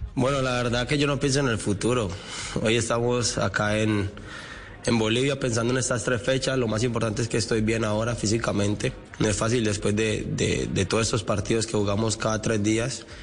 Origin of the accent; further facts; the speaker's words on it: Colombia; en mi país